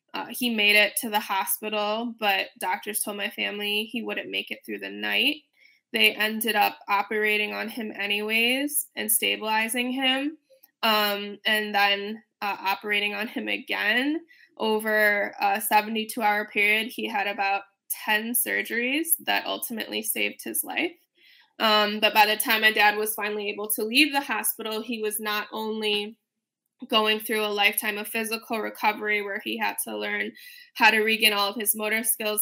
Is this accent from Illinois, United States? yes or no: yes; Chicago, Illinois, United States; moved away; also born or lived in Washington D.C.; I'm originally from Chicago